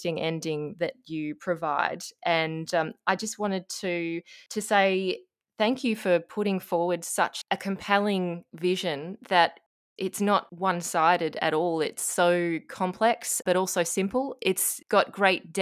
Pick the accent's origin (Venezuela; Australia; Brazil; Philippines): Australia; as an Australian